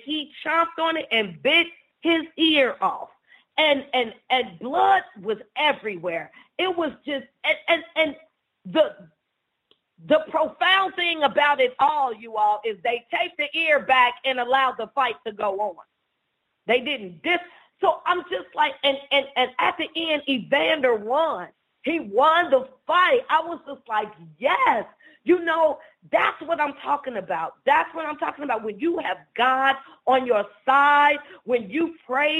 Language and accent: English; Cincinnati, Ohio, United States; I am from Cincinnati, Ohio